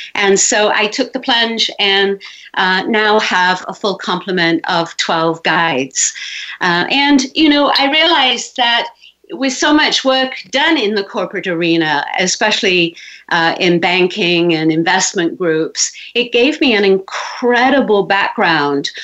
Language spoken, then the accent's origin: English; England, United Kingdom; moved away as an adult; I was born in England